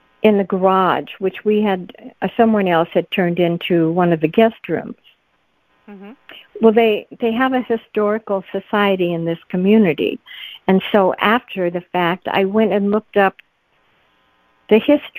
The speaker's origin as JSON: {"language": "English", "region": "Midwest", "country": "United States", "tie": "born or raised there", "moved": "yes", "said": "where I grew up in the Midwest"}